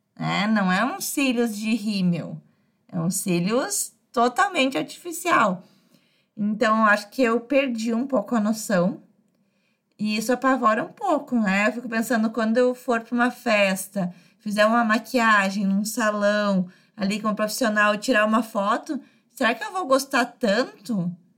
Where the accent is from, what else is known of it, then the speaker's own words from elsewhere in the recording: Brazil; vivo no Brasil, sou brasileira